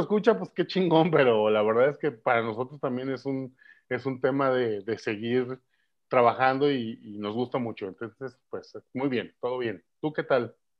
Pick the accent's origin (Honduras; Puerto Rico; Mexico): Mexico; como mexicanos